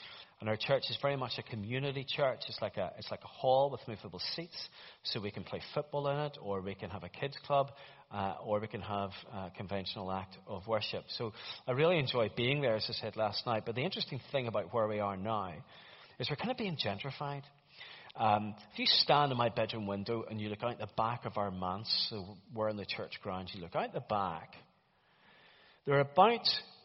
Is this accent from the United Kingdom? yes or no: yes; Ballymena, Northern Ireland, United Kingdom; I come from Ballymena